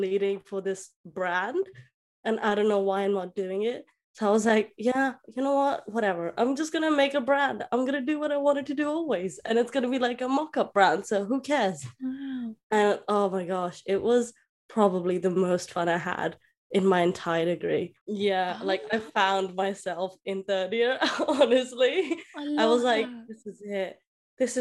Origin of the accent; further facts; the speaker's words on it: Delhi, India; I'm from India, Delhi specifically